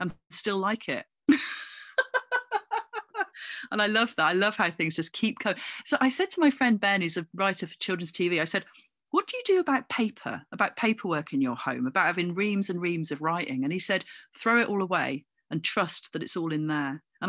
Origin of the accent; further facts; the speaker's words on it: Coventry, West Midlands, United Kingdom; born there; Although I don't really feel like I've got much claim to it because I was born in Coventry.